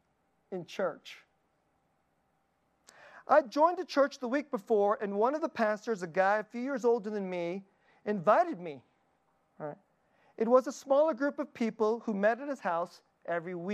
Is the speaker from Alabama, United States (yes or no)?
no; Dallas, Texas, United States; I grew up in Dallas.